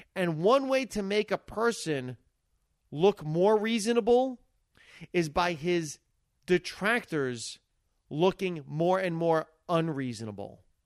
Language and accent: English; United States; as an American citizen